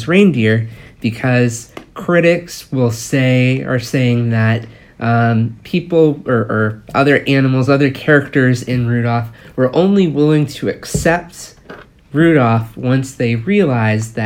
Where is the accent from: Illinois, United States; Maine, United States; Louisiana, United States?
Maine, United States; I grew up in Maine, so you travel by car everywhere for seemingly miles and miles